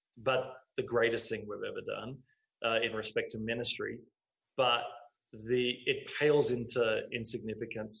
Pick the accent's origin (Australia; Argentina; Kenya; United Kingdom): Australia; moved away as an adult; now in Montreal, Canada; we're from Australia